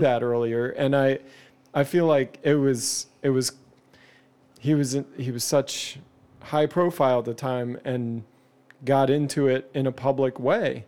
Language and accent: English; Canada; I'm Canadian